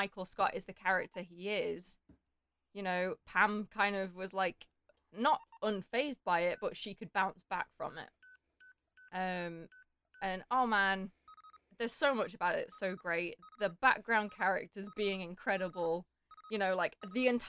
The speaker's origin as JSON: {"language": "English", "country": "United Kingdom", "said": "as British people"}